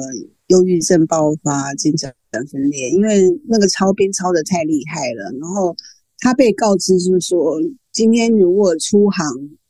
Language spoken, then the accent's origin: Chinese; Taiwan; 其实我应该说我是华人。嗯，那现在我就知道了。现在人家问我，我就立刻说我是台湾人。